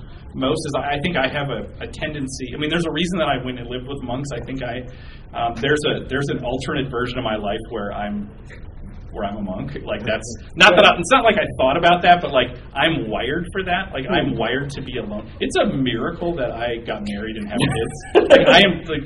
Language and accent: English; southern Minnesota, United States; I'm from a relatively small town, about 16,000 people in southern Minnesota